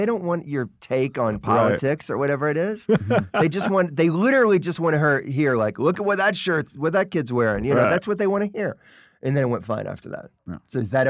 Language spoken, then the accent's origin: English; Memphis, Tennessee, United States; moved away; also born or lived in New York; I'm from Memphis, man.